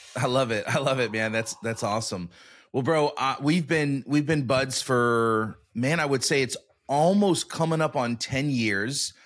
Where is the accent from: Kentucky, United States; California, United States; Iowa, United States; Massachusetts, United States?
California, United States; Sacramento; moved away as an adult; I'm from Sacramento